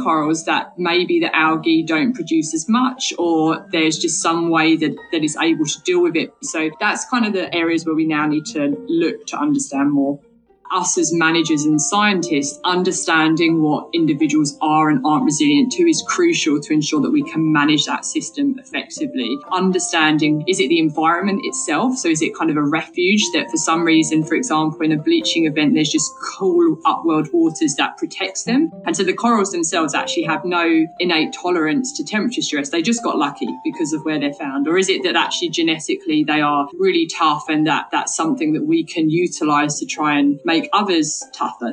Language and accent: English; Essex, East of England, United Kingdom; I grew up in Essex, England